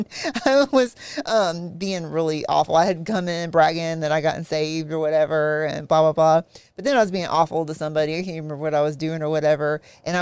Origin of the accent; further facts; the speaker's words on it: South Carolina, United States; we grew up in South Carolina